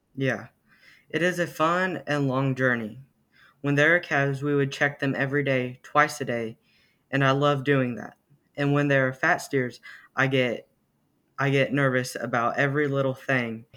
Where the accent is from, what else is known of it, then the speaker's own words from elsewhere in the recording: Amber, Oklahoma, United States; I am from Amber, Oklahoma